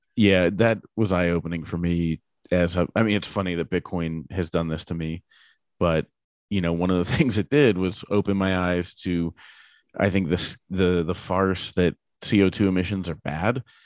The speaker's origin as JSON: {"language": "English", "town": "Pittsburgh", "region": "Pennsylvania", "country": "United States", "said": "we're both from Pittsburgh"}